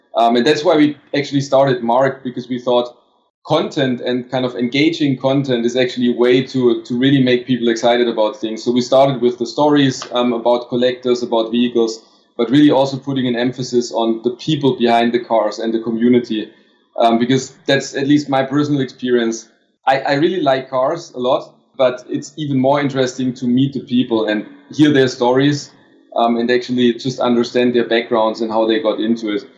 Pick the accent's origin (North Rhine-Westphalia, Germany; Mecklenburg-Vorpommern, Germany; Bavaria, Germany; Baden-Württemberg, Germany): Baden-Württemberg, Germany; Stuttgart; English is a second language; moved away as an adult; also born or lived in Barcelona, Spain; I finally made it back to my hometown to Stuttgart